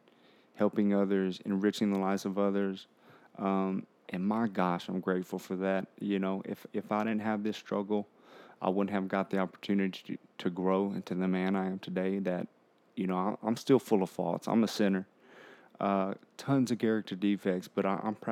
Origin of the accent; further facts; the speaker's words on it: Harlingen, Texas, United States; I'm from Harlingen, Texas, and it's near South Padre Island, Brownsville